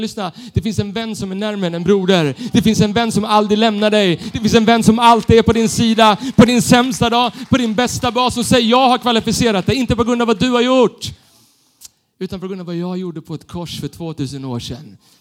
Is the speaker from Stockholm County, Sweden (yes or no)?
yes; Stockholm, Stockholm County, Sweden; Jag är uppvuxen i Stockholm, city, med tunnelbanan